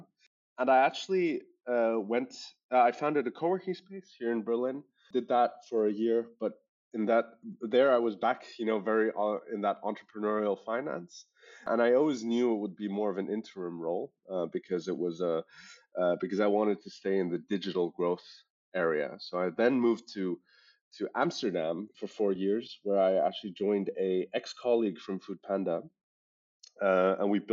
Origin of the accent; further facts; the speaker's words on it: Hong Kong; accent: international school English; moved away as an adult; now in Germany; I was born and raised in Hong Kong